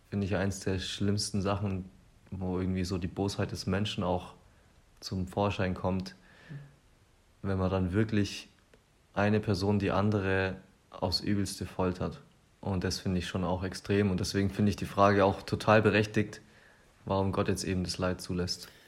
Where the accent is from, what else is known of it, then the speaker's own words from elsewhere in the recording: Germany; besonders als Deutsche müssen wir uns dem Thema immer wieder stellen.